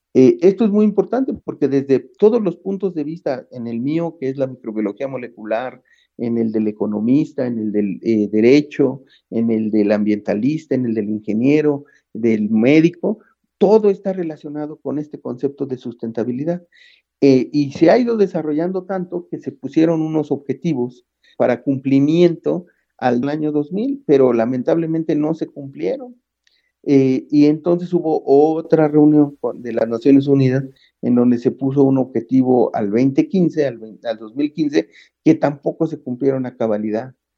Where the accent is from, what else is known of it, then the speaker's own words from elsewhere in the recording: Mexico City, Mexico; also born or lived in London, United Kingdom / Sheffield, United Kingdom; De aquí soy, de Xochimilco, de la Ciudad de México